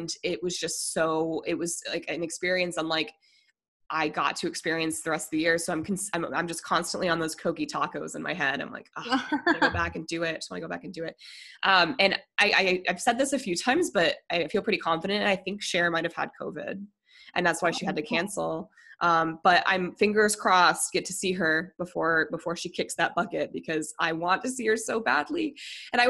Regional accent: Denver, Colorado, United States; I'm from Denver originally

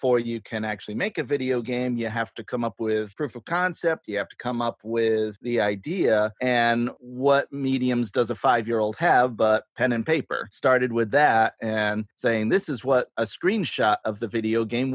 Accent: Greene, New York, United States; now in Binghamton, United States; I'm from Green, one county over

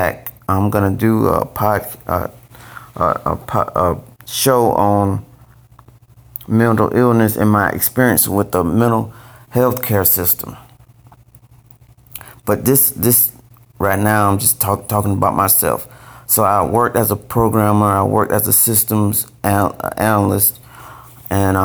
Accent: Valdosta, Georgia, United States; moved away as an adult; I'm from a small city called Valdosta, Georgia, Valdosta, and that's about 4 hours south of Atlanta. And my father was in the military. My mom worked at the hospital. And so I grew up in Valdosta

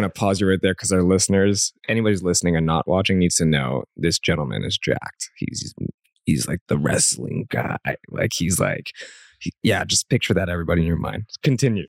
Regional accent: Canada; as a Canadian

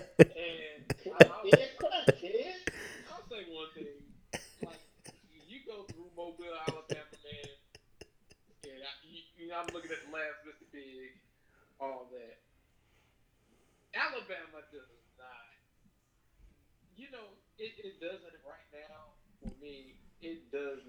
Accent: Virginia, United States; I'm from Virginia

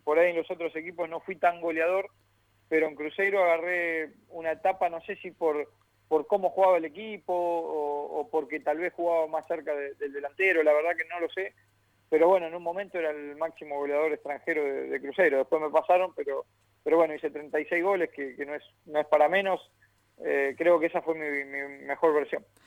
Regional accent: Lanús, Buenos Aires Province, Argentina; Yo soy del barrio de Lanús

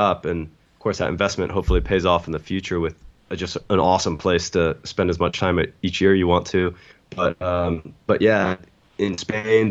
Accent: United States; moved away; America's, my homeland where my parents are

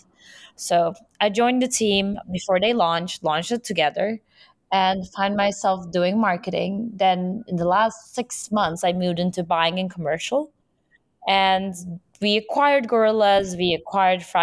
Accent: Istanbul, Turkey; moved away as an adult; now in New York, United States; born and raised in Istanbul, I've been living there for majority of my life.

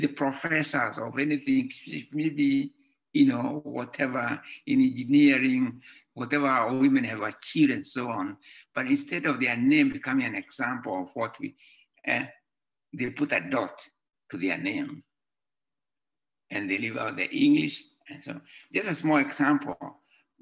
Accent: Limuru, Kiambu County, Kenya; first language Gikuyu; English is a second language; moved away; Gikuyu, my mother tongue

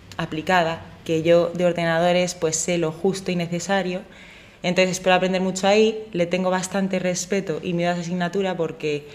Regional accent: Madrid, Community of Madrid, Spain; yo soy madrileña, aunque con el corazón en Granada

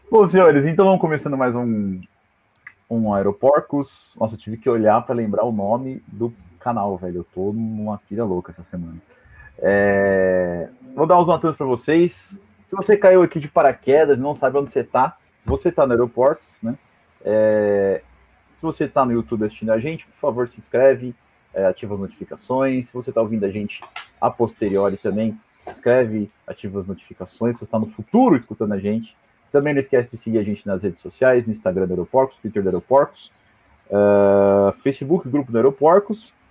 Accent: Brazil; É, enfim, só lembrando que a gente é brasileiro.

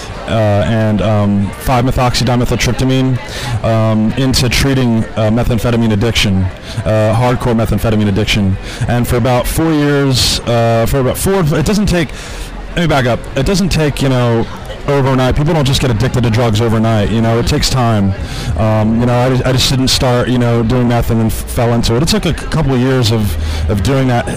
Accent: New Jersey, United States; moved away as an adult; now in Oklahoma, United States; I'm originally from New Jersey, and I moved to Oklahoma about 10 years ago.

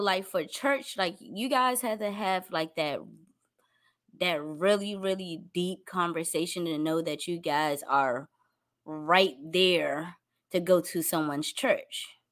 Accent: Washington, District of Columbia, United States; here in my hometown, D C

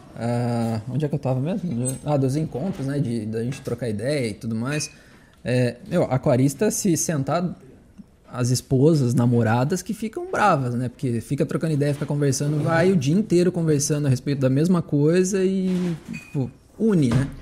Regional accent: Limeira, São Paulo, Brazil; moved away as an adult; also born or lived in São João da Boa Vista / Santa Catarina; Eu sou de Limeira. Morava em São João da Boa Vista aqui

